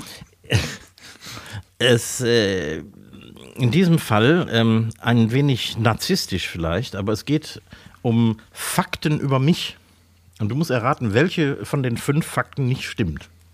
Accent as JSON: {"language": "German", "town": "Essen", "region": "North Rhine-Westphalia", "country": "Germany", "tie": "born or raised there", "also_born_or_lived": "Mülheim an der Ruhr", "said": "ich wurde tatsächlich in, in Essen, Essen-Werden geboren"}